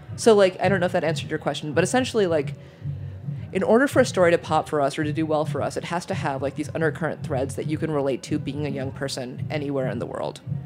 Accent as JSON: {"language": "English", "region": "New York", "country": "United States", "tie": "born or raised there", "also_born_or_lived": "Michigan / Germany", "said": "I'm a New Yorker. I've been a New Yorker since I was six"}